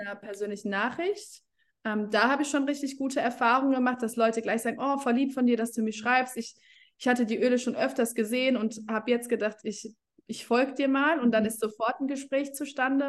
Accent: Germany; Ich komme aus Deutschland

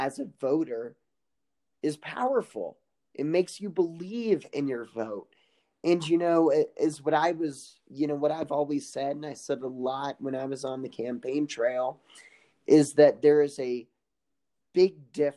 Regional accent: Kansas, United States; where my hometown is, it's about a 1 or 2 minute drive from, you know, to get to Missouri. Just cross State Line Road.

